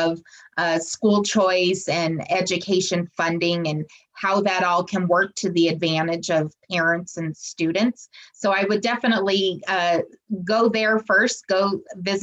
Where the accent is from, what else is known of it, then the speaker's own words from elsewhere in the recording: Colorado, United States; my home state of Colorado